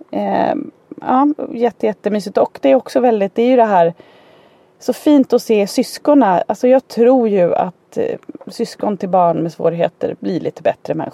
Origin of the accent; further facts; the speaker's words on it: Danderyd, Stockholm County, Sweden; born there; Jag är född på Danderyds sjukhus bara helt så här